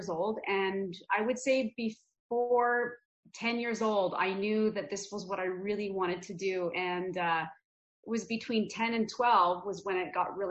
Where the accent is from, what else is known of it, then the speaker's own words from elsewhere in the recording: Red Deer, Alberta, Canada; also born or lived in Calgary, Alberta; I was actually born in Calgary, Alberta, and my parents moved to Red Deer, which is central Alberta, when I was about 1 year old